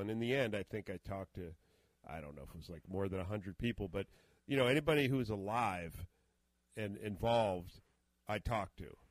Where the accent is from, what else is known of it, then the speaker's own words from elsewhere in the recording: Boston, Massachusetts, United States; a small AM station here in the Boston area where I where I grew up